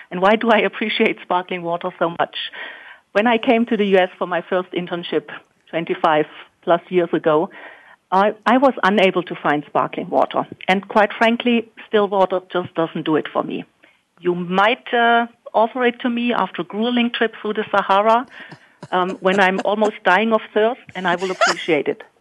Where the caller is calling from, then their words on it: Germany; here in uh, in Germany, a bit further ahead